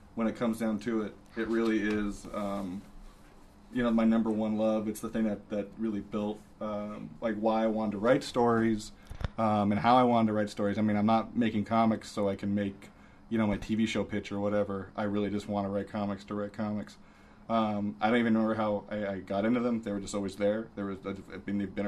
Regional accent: Santa Monica, California, United States; I grew up in part in Santa Monica, California

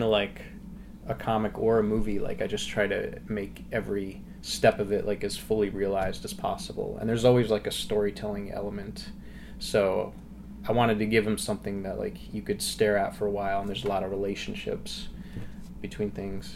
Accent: Connecticut, United States; moved away; I was in Connecticut for about 2 years, which is always where I end up. That's my home state

